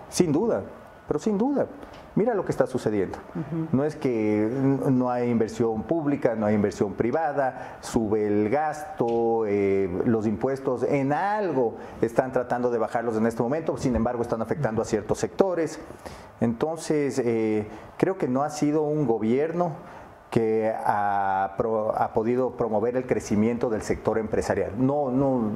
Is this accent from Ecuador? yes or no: yes; Ecuador; como ecuatorianos